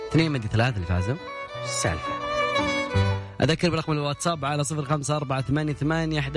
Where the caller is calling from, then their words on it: Najran, Najran Province, Saudi Arabia; أنا بكلمك من نجران